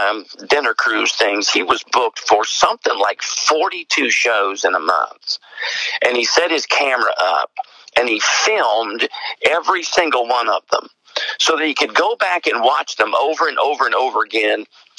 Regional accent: East Tennessee, United States; accent: East Tennessee; now in Johnson City, United States; I'm in Johnson City, Tennessee. And so you can probably tell, I mean, the accent, a lot of people think I'm from Australia. I get that a lot. Where are you really from? Is that Australia or English? And I always have to tell them, no, it's East Tennessee

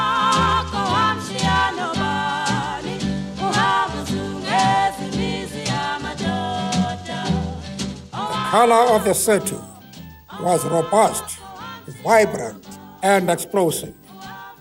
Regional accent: Eastern Cape, South Africa; I was born in the Eastern Cape. It is a very beautiful part of our land.

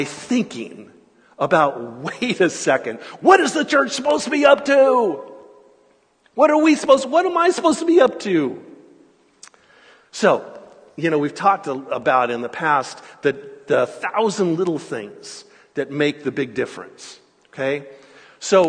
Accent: California, United States; growing up in California and being in ministry in Southern California

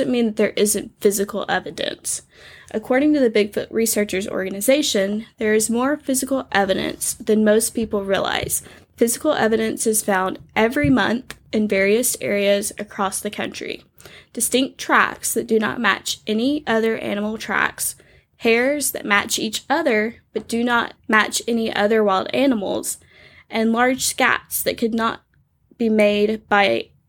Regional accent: Alabama, United States; Alabama is pretty wooded.

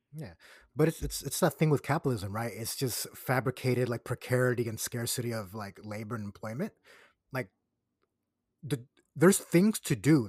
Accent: Puerto Rico; my hometown

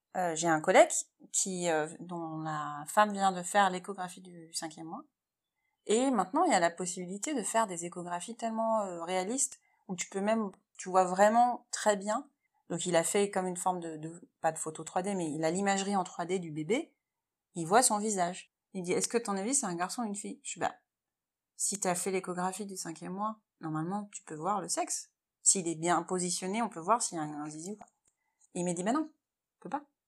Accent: France; moved away as an adult; now in Shanghai, China; on est français

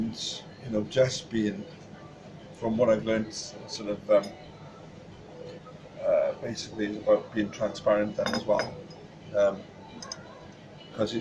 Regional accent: Pontypridd, Wales, United Kingdom; I'm from Ponty. I'm originally from Pontypridd. But I was born in Roos, actually. Moved up to Pontypridd then

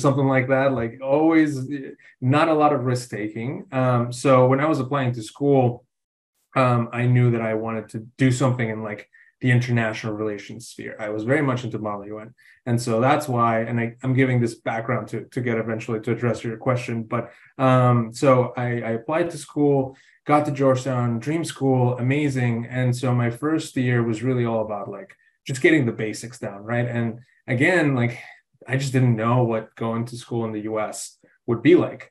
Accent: Mexico City, Mexico; moved away as an adult; now in United States; I'm originally from Mexico City, have been living in the States for a while now

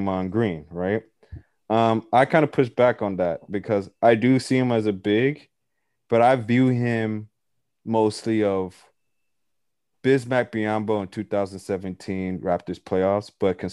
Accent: Nigeria; I'm Nigerian myself

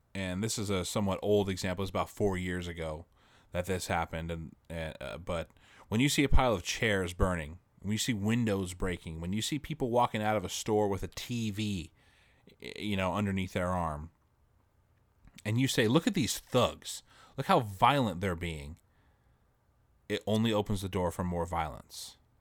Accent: United States; an American citizen

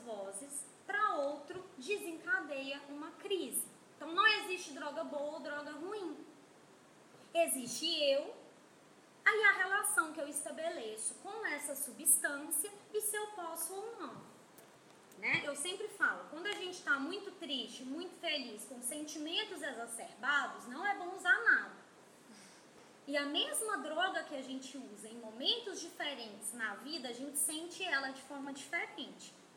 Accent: interior of Minas Gerais, Brazil; now in Manaus, Brazil; eu sou do interior de Minas

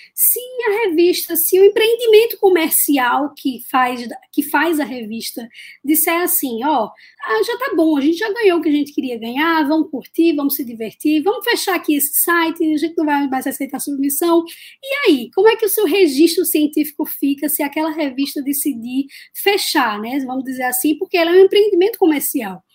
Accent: Recife, Pernambuco, Brazil; eu sou de Recife, Pernambuco, e eu falo aqui da Universidade Federal de Pernambuco. Na verdade, eu costumo brincar que eu nasci aqui na UFPE

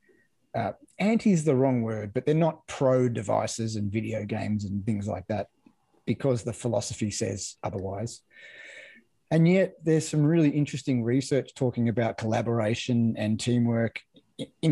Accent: Victoria, Australia; I grew up in Victoria, so it was all Australian rules footy down there

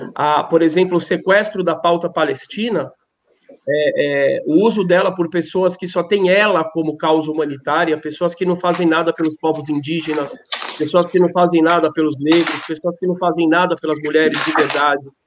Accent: Brazil; eu faço parte do Brasil, eu sou brasileiro

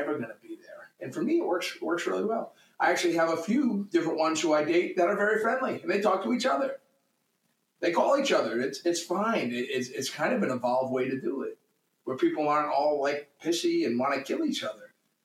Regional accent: New England, United States; now in Orange County, United States; I'm a husky kid from New England

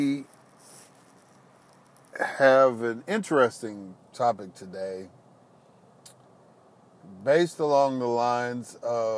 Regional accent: Chicago, Illinois, United States; I grew up in Chicago

